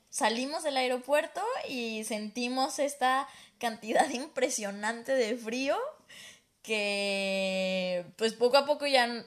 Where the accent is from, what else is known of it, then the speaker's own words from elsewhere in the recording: Guadalajara, Jalisco, Mexico; moved away as an adult; now in Toronto, Canada; En Guadalajara somos bien exagerados.